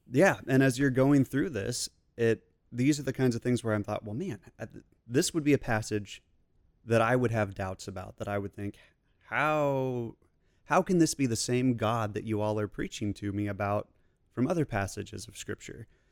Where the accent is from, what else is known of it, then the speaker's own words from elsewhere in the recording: Kansas City, United States; now in Fort Worth, United States; Originally from Kansas City